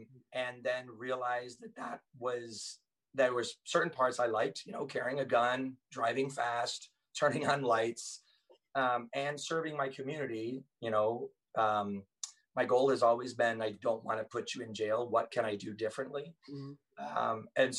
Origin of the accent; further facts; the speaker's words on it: Thailand; now in United States; what was the point of growing up in Thailand? I thought I would live there the rest of my life.